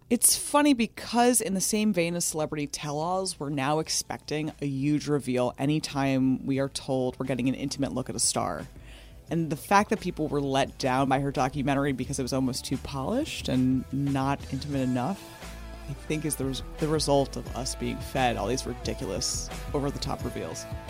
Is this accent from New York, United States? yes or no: yes; New York, United States; growing up in New York